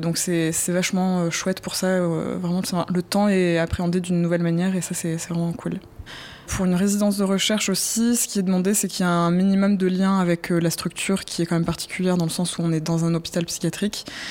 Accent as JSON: {"language": "French", "region": "southern France", "country": "France", "said": "je viens du sud de la France"}